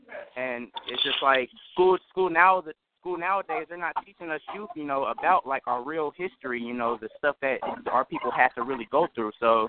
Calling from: Dayton, Ohio, United States; I'm actually calling from Dayton, Ohio. I'm actually a young aspiring film director

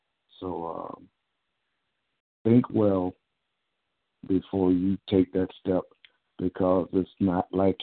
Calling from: Menifee, California, United States; I'm calling from the Menifee area in Southern California.

